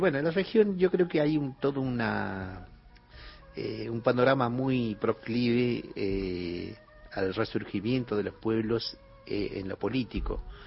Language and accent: Spanish; Cachi, Salta, Argentina; soy del Valle Calchaquí, de Cachi